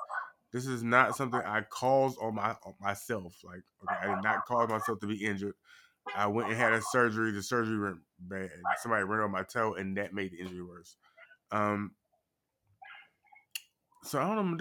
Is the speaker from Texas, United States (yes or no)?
no; North Carolina, United States; moved away; my home state now, okay, right now is the motherfucking music capital. It's one of, like, the music places. Like, people go to North Carolina